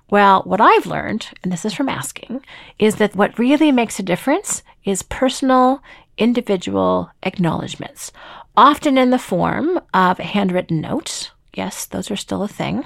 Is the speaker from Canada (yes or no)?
yes; Toronto, Ontario, Canada; I'm from Toronto